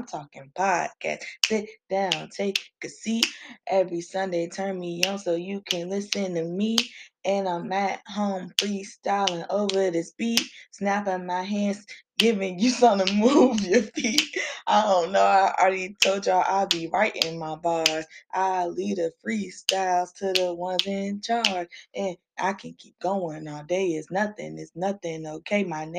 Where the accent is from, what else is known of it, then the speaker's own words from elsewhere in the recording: Boston, Massachusetts, United States; born there; now in Virginia, United States; I'm here to say I was born in Boston, but I live in VA.